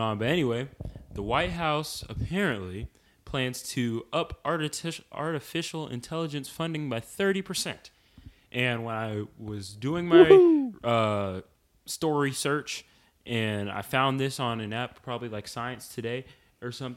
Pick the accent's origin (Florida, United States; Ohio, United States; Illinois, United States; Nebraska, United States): Florida, United States; We're Floridians